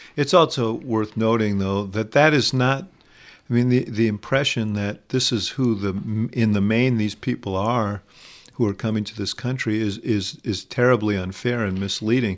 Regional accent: New York City, New York, United States; I grew up in Manhattan

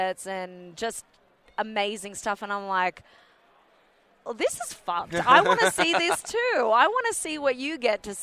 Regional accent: Australia; I'm only just like Australian. So my dad was born in England

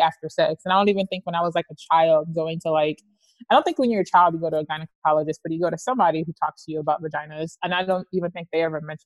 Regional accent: Atlanta, Georgia, United States; I'm from Atlanta

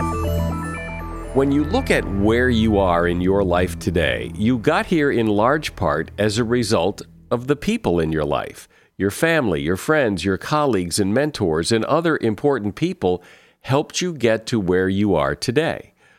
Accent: United States; I'm American

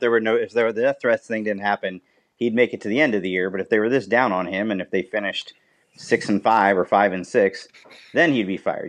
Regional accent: Ohio, United States; now in California, United States; I'm from Ohio and I live in California now

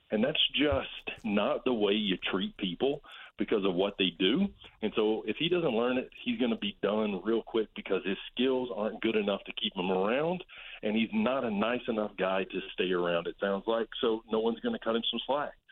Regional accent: Alabama, United States; You know, so I grew up in Alabama.

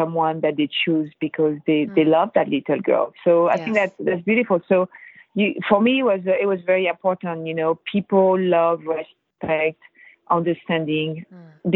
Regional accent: Versailles, Île-de-France, France; also born or lived in Brittany; now in San Francisco, United States; I was born and raised in Versailles

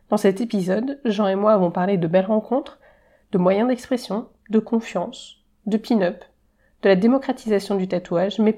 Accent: Germany; J'ai grandi en Allemagne en partie donc.

